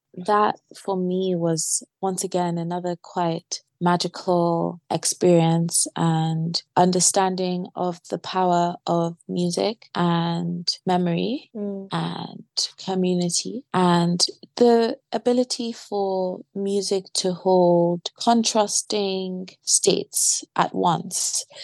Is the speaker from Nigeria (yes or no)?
yes; Nigeria; Growing up in Nigeria, my father collected CDs and we'd listen to so much African-American music from the Caribbean.